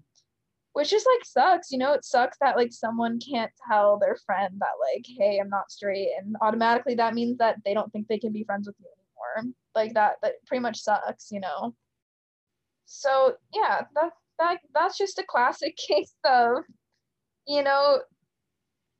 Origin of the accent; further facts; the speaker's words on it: Michigan, United States; moved away as an adult; also born or lived in San Diego; now in Nashville, United States; I'm from Michigan